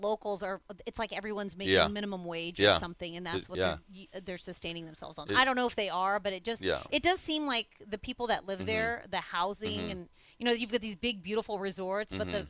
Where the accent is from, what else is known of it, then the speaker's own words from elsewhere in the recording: Houston, Texas, United States; I said, no, I'm from Houston.